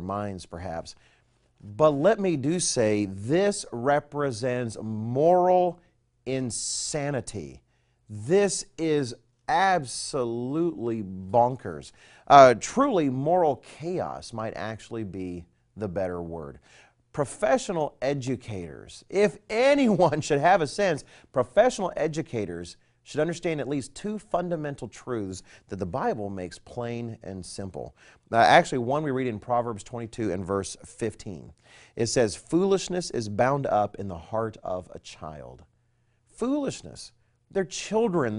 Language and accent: English; United States; I am an American